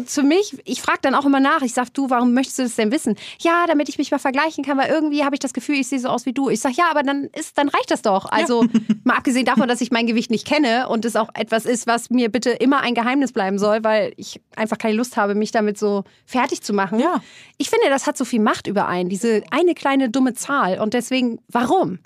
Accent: Germany; ich komme aus der Nähe von Hamburg

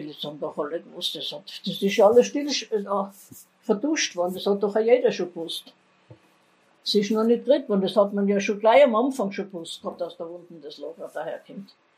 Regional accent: Innsbruck, Tyrol, Austria; also born or lived in Gries im Sellrain; ich bin in Wilden aufgewachsen, in der Heimangassen 1

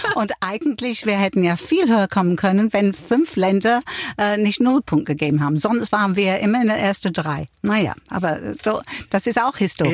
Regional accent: England, United Kingdom; accent: English; first language English; German is a second language; moved away; mein englischer Akzent

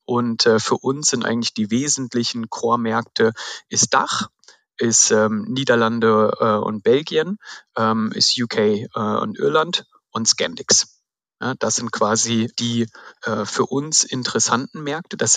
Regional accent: Baden-Württemberg, Germany; wir kommen ja aus, aus dem Schwabenländle, ne? wir, wir äh, verteilen das Geld Geld nicht so ohne weiteres

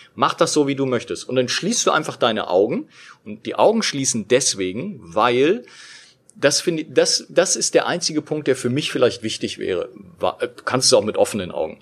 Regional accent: Berlin, Germany; in unserer Berliner Wohnung, wo ich, wo ich aufgewachsen bin

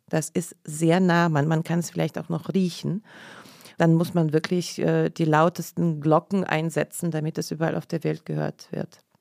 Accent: Saint Petersburg, Russia; first language Russian; German is a second language; now in Germany; Ich komme aus der Stadt Leningrad. Damals hieß es noch Leningrad und damals war es noch Sowjetunion.

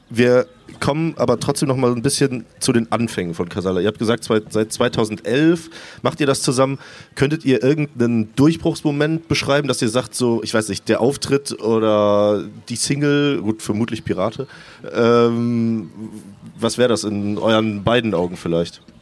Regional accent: Cologne, North Rhine-Westphalia, Germany; ich bin eine Kölsche Jung.

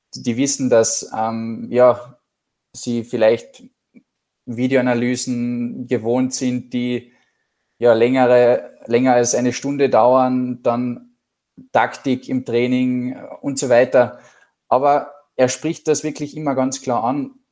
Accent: Klagenfurt, Carinthia, Austria; Wir sind beide ursprünglich aus Klagenfurt

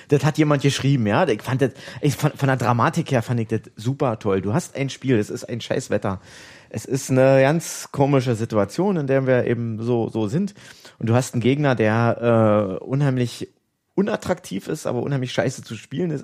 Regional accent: Oranienburg, Brandenburg, Germany; also born or lived in Jena; Ich bin äh, zur Welt gekommen in Jena, habe meine Kindheit in Oranienburg, also ab der Schule in Oranienburg verbracht

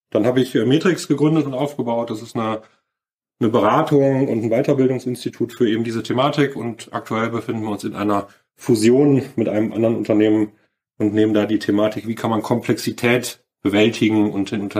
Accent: Cologne, North Rhine-Westphalia, Germany; Ich bin äh, aufgewachsen, groß geworden in Köln

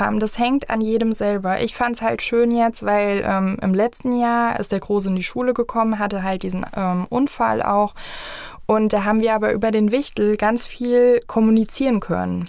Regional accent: Vogelsberg, Hesse, Germany; ich bin jetzt aus dem Vogelsberg

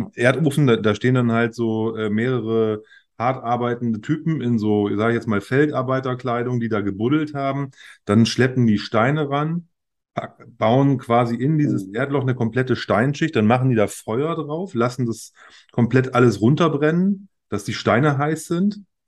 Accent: Germany; als Deutscher

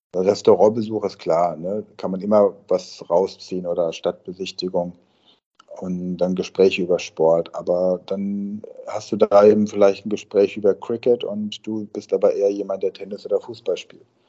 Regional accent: near Karlsruhe, Rhineland-Palatinate, Germany; da, wo ich aufgewachsen bin, in, in, in der Pfalz, in der Nähe von äh, Karlsruhe, also drüben auf der anderen Rheinseite

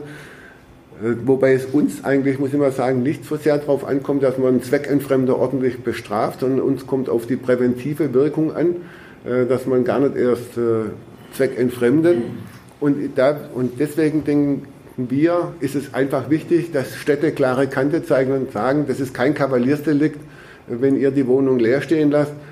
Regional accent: Baden-Württemberg, Germany; bei uns in Baden-Württemberg

